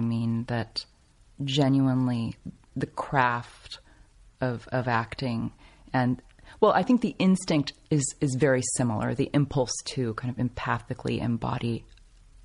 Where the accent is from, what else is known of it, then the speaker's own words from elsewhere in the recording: Los Angeles, California, United States; I loved growing up here